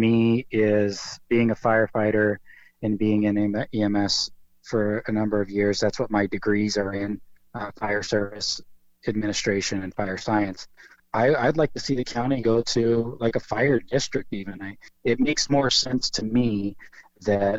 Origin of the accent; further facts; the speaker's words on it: Warrenton, Oregon, United States; also born or lived in McMinnville, Oregon; I'm a lifelong Oregonian. I moved to the coast when I was five. I moved here from McMinnville